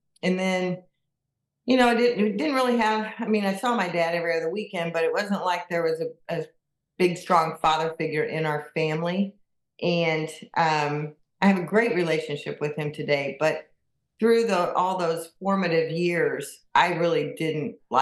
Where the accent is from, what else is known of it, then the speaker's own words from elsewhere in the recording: Kansas City, Missouri, United States; moved away as an adult; also born or lived in Michigan; I was born and raised in Kansas City, and I moved to the state of Michigan in 1990, and I lived there for 31 years.